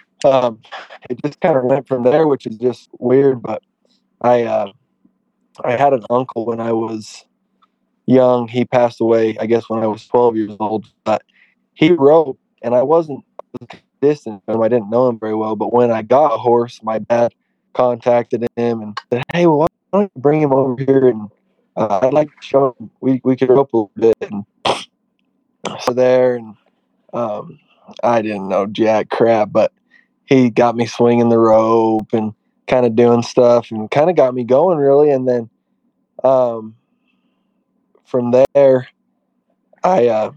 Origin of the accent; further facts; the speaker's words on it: Payson, Utah, United States; I'm 23 years old and I'm from Payson, Utah, just right outside of Spanish Fork, Utah